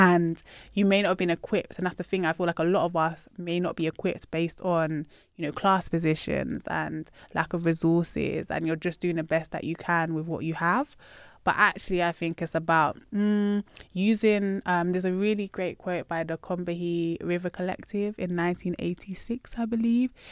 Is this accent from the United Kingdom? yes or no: yes; United Kingdom; I'm proud of my Britishness